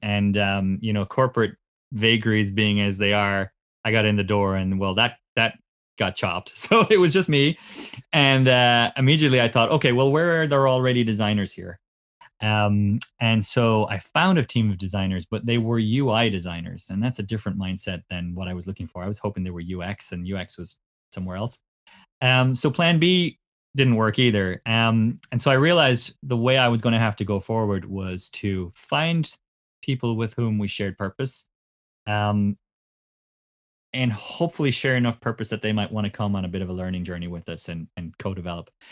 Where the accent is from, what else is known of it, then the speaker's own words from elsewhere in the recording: Cork, Munster, Ireland; moved away as an adult; now in California, United States; I'm originally from Cork in Ireland